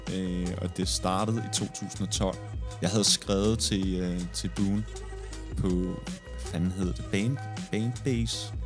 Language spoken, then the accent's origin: Danish; Næstved, Zealand, Denmark; jeg kommer fra Næstved